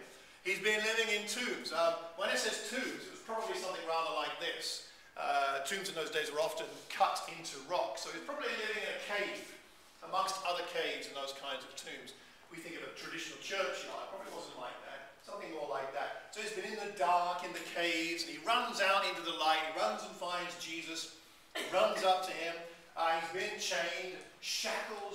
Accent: Luton, East of England, United Kingdom; we are here in Watford, I was born in Luton.

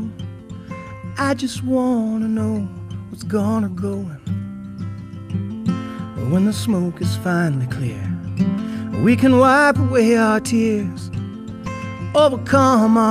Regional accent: Tupelo, Mississippi, United States; now in Ogden, United States; I'm from Tupelo, Mississippi

